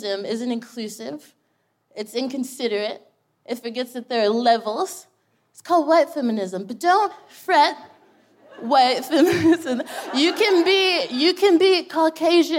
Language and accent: English; Texas, United States; moved away as an adult; now in London, United Kingdom; I'm from Texas